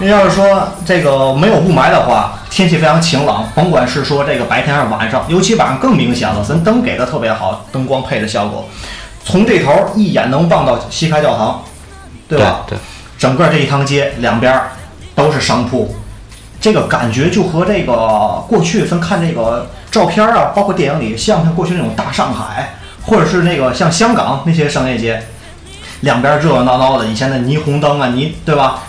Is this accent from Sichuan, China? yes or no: no; Tianjin, China; 咱们天津卫过去就是这个很多的八国联军过去在咱们这儿驻扎